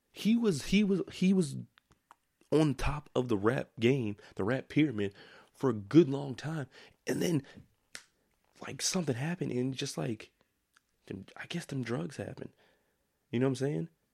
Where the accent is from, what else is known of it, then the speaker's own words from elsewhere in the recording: United States; That's my right as an American